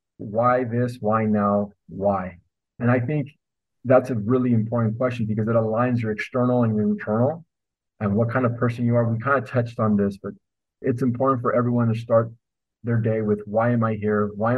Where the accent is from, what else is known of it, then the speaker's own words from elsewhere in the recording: northern Mexico, Mexico; I love banda. I'm from Northern Mexico, so we have a lot of banda in our family, a lot of music like that.